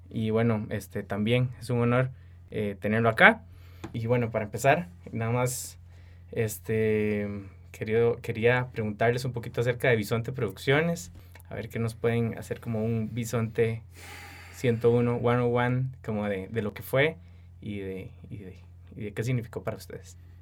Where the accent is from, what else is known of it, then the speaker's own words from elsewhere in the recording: Costa Rica; los productores audiovisuales ticos